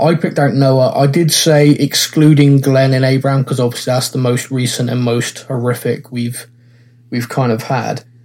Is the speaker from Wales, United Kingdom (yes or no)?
no; Bristol, South West England, United Kingdom; I'm, I'm from Bristol in England.